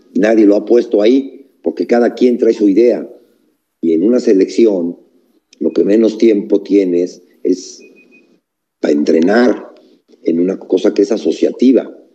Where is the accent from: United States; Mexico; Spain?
Mexico